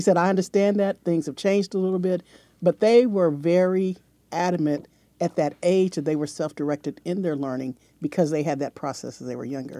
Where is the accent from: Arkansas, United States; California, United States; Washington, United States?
California, United States; San Diego; I grew up in Southern California